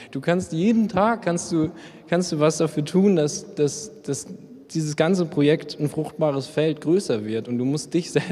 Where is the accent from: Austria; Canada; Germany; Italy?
Germany; Memmingen, Bavaria; weil ich komme eigentlich aus Memmingen und wir haben hier nur drei Penner, die kennt jeder